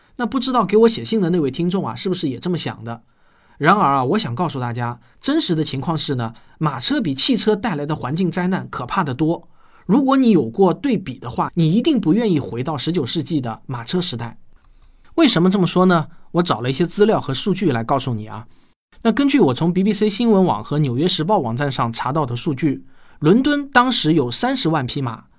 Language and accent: Chinese; Shaoxing, Zhejiang, China; 我记得我小时候在绍兴的侧水牌老家